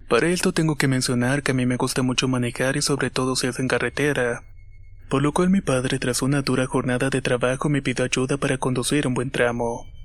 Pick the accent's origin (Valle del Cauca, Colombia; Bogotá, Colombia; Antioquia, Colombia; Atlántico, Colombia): Bogotá, Colombia; Soy de Bogotá, Colombia, y esto le sucedió a mi tío hace más de 10 años atrás.